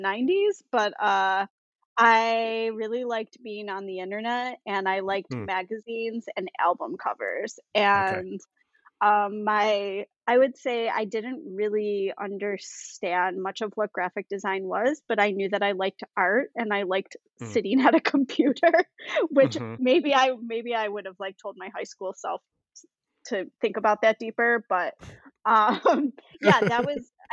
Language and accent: English; Buffalo, New York, United States; I grew up in Buffalo, New York